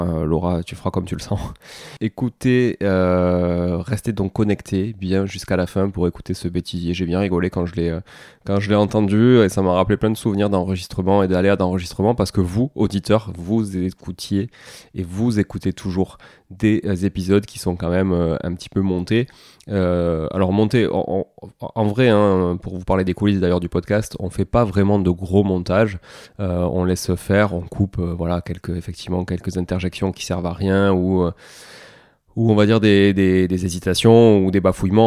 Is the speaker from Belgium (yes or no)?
no; southern France, France; accent: du sud; mon accent du sud